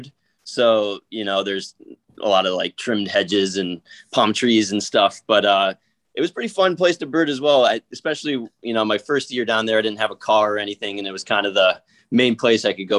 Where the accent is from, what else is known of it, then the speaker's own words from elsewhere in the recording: Seattle, Washington, United States; I'm from Seattle